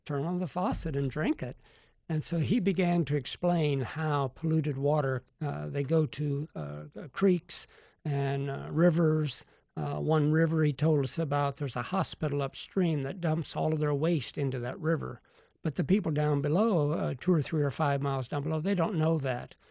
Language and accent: English; Sarasota, Florida, United States; I'm from Sarasota